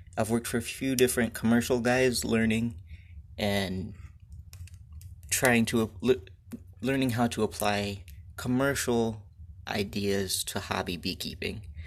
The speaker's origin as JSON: {"language": "English", "region": "Michigan", "country": "United States", "tie": "born or raised there", "said": "I was born and raised here in Michigan on a family farm"}